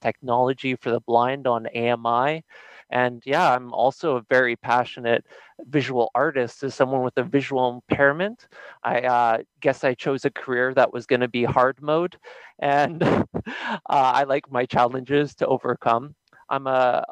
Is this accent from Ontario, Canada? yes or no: no; Nanaimo, British Columbia, Canada; I'm from Nanaimo, BC. Pretty much grew up on the island most of my life.